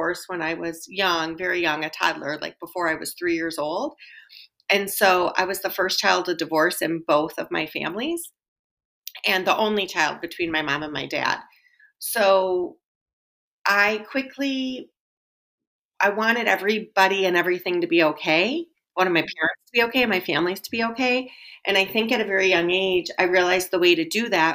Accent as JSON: {"language": "English", "region": "Wisconsin", "country": "United States", "tie": "born or raised there", "said": "I was born and raised in Wisconsin"}